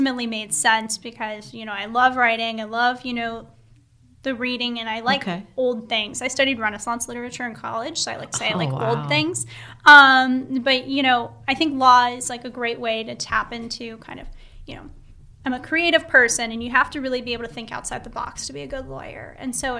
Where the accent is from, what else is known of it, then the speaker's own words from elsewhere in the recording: Calabasas, California, United States; also born or lived in Los Angeles; I was born in Los Angeles, but I grew up in Calabasas.